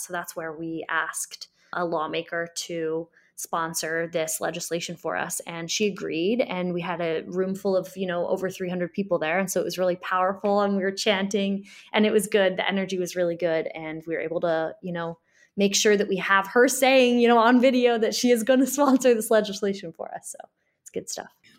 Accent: Springfield, Illinois, United States; I grew up in Springfield and we know Springfield is one of the most segregated cities in the Midwest

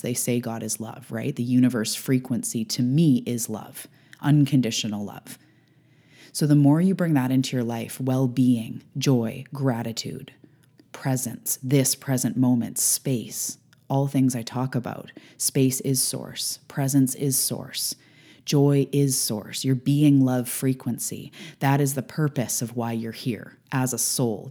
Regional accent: Canada; I'm a Canadian

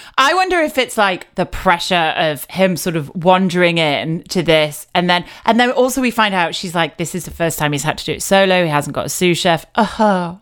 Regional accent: United Kingdom; I'm British

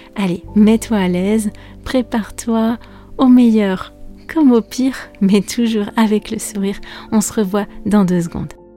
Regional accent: France; je suis française

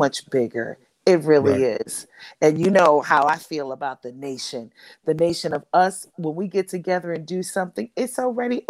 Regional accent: New York City, New York, United States; I am from Harlem

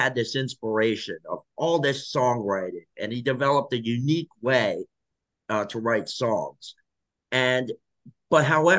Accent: South Korea; Yes. So I'm from South Korea.

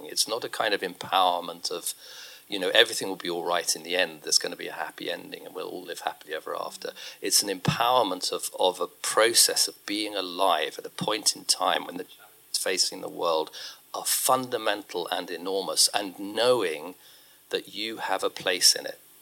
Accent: United Kingdom; as a Brit

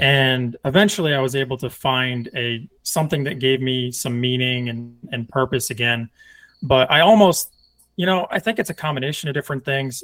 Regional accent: Northeast, United States; now in Texas, United States; I'm from the Northeast

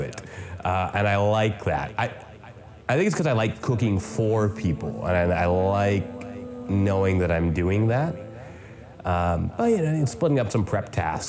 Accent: the Maritimes, Canada; I'm also from the Maritimes

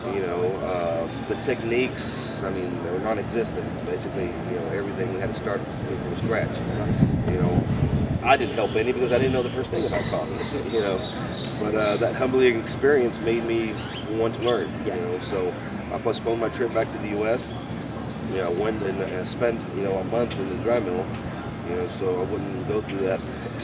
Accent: United States; also born or lived in Nicaragua; I grew up in the United States in the 80s

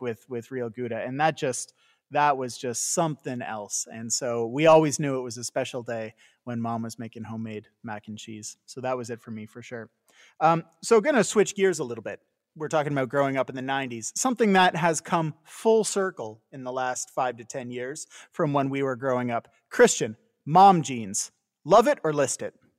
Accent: Canada; moved away; also born or lived in California; growing up in Canada

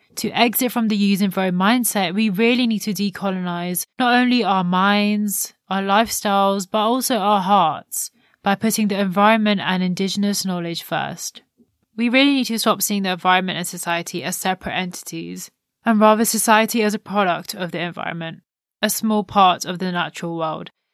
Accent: India; an Indian myself that has grown up with the understanding of the importance of minimal waste

